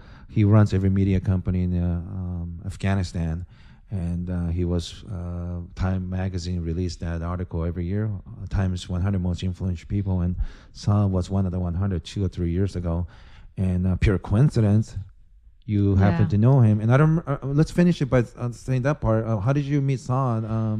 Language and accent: English; Japan; I think growing up in Japan, where even the food is presented in such a beautiful aesthetic ways